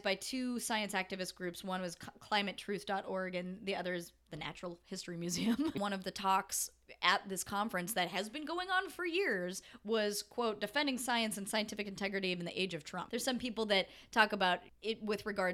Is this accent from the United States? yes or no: yes; United States